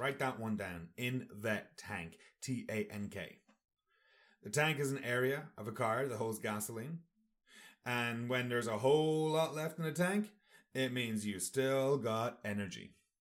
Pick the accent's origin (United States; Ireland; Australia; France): Ireland; Sligo, Connacht; Sligo, that's my hometown